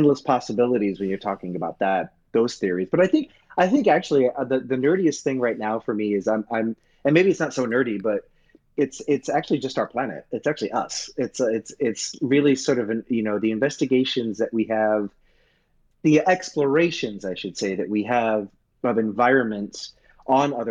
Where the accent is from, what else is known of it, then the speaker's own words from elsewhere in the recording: New York City, New York, United States; I grew up in Brooklyn.